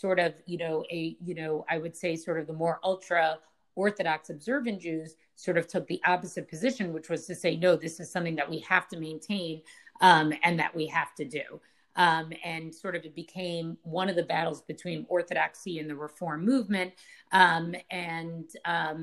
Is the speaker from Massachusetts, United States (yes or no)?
yes; Massachusetts, United States; I grew up in Maimonides and Rav Soloveitchik's community